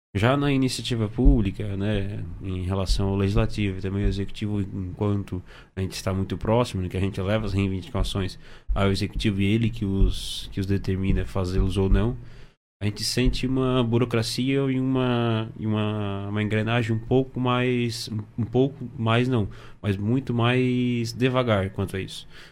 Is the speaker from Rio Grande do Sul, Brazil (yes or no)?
no; Içara, Santa Catarina, Brazil; sou de Sara